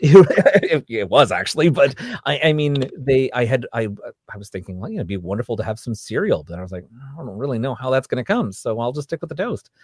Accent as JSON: {"language": "English", "country": "Canada", "said": "I'm from Canada"}